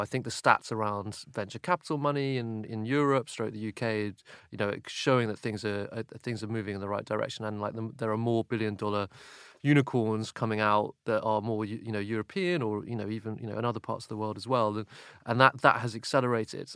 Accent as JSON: {"language": "English", "country": "United Kingdom", "said": "for me as British"}